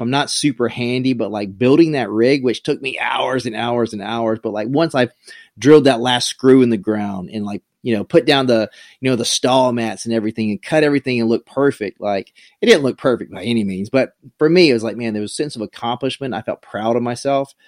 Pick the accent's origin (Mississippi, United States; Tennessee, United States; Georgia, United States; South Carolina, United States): South Carolina, United States; moved away; I grew up in a really small town in South Carolina